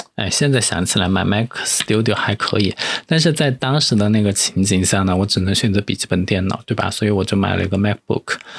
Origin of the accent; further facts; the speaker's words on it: Chengdu, Sichuan, China; moved away as an adult; now in Sanya, China; 我是成都人